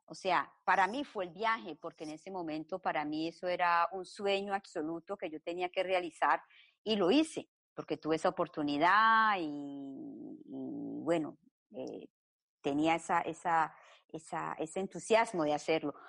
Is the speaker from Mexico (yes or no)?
no; Colombia; now in Belgium; nací en Colombia, llevo más de 30 años viviendo en Bélgica